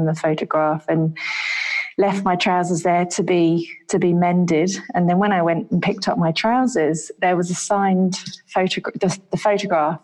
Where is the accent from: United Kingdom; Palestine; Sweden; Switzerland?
United Kingdom; London; moved away; I grew up in London